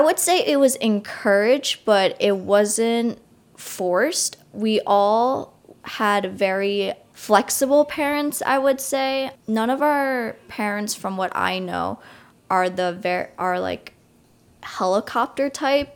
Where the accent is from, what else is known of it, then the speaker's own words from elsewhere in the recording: Long Island, New York, United States; I grew up not so far from New York City, around forty minutes away on Long Island